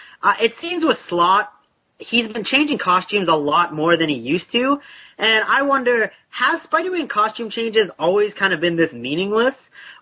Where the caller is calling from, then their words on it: Canada; I'm in Canada, actually, the Great White North.